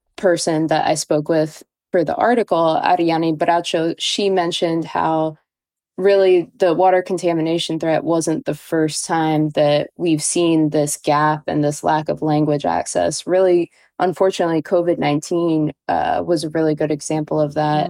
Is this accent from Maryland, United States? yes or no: yes; Baltimore, Maryland, United States; moved away; I am from Baltimore.